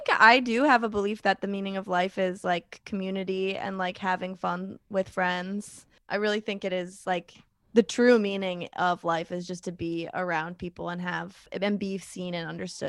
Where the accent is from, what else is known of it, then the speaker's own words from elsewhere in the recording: New York, United States; I grew up like near the Adirondacks, and like I went to a summer camp in Lake Placid.